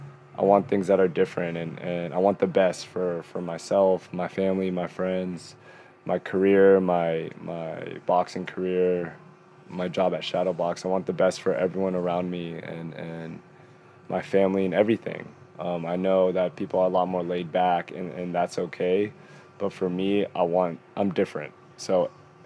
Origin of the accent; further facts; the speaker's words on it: Northern California, United States; moved away as an adult; also born or lived in Philippines / Orange County, California; now in New York City, United States; I was born in the Philippines, moved to California when I was 3 years old, was in Northern California since I was 18, then moved to Orange County for 8 years